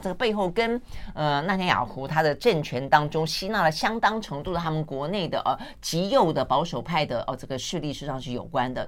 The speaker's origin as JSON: {"language": "Chinese", "region": "Tainan", "country": "Taiwan", "tie": "born or raised there", "said": "我像我们小时候在台南"}